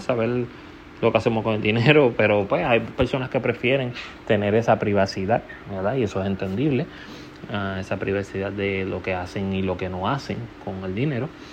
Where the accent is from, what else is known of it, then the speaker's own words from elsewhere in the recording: Puerto Rico; mi país natal, Puerto Rico